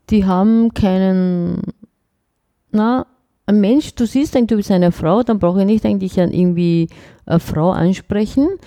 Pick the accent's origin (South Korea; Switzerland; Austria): South Korea; now in Germany; ich komme doch nicht aus Nordkorea, ich bin aus Südkorea, hallo.